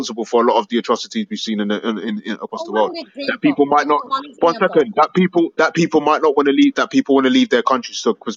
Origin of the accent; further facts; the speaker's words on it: Nigeria; moved away; also born or lived in England; I'm from Nigeria